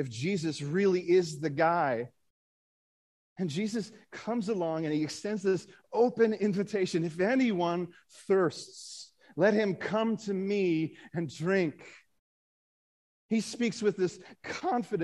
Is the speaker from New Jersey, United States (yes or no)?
no; Akron, Ohio, United States; I'm from Akron